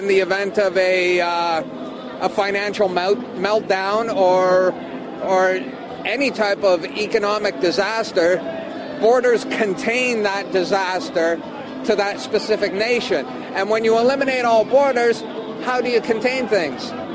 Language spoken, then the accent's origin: English; Canada; I'm 16th generation Canadian